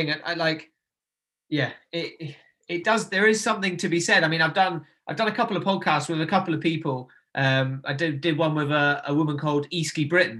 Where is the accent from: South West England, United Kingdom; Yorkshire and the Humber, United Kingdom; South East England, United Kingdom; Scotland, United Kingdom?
Scotland, United Kingdom; Nairn; You know, like I said, I grew up in Nairn, so, you know, voted one of the best beaches in the UK.